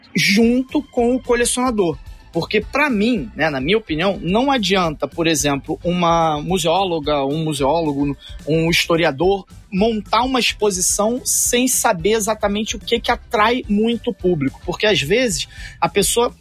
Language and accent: Portuguese; Rio de Janeiro, Brazil; eu sou do Rio de Janeiro, mas ia bastante a São Paulo